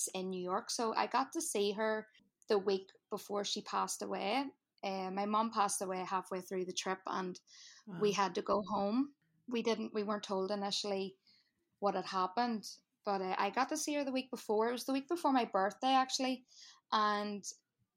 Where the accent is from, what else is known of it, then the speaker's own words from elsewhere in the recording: Northern Ireland, United Kingdom; accent: Irish; now in New Jersey, United States; we grew up in Northern Ireland during like the tail end of the Troubles